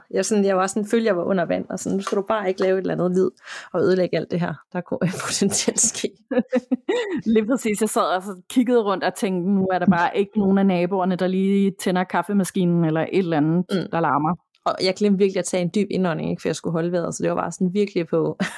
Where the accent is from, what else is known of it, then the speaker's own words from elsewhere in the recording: Chile; Jeg boede som barn i Chile, ude på en kæmpe grund, omgivet af masser af marker og skov.